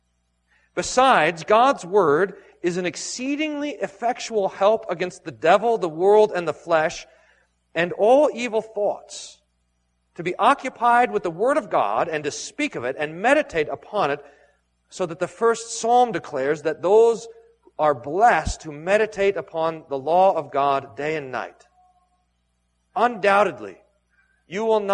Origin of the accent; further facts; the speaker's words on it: Texas, United States; growing up in Texas